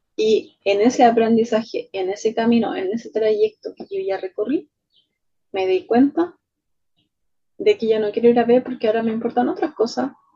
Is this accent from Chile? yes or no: yes; Chile; soy chilena